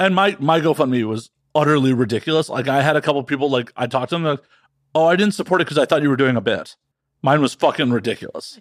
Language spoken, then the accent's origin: English; Midwest, United States; moved away; I'm from the Midwest originally.